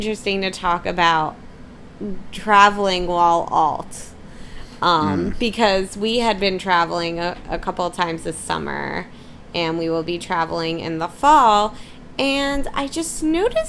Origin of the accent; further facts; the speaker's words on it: Philadelphia, Pennsylvania, United States; I'm from Philly